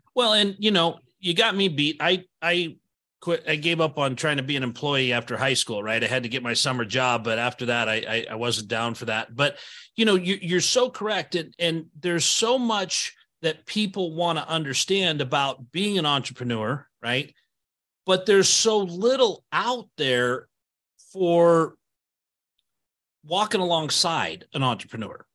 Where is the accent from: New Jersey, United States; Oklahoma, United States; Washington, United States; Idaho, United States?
Idaho, United States; I moved here when I was eight, but I've been here the whole time.